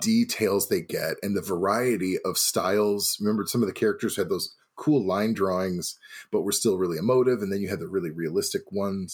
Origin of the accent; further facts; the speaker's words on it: Missouri, United States; now in Milwaukee, United States; I'm from Missouri.